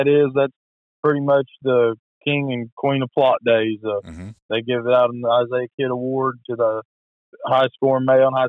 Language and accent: English; Ripley County, Missouri, United States; I'm from Ripley County, Missouri.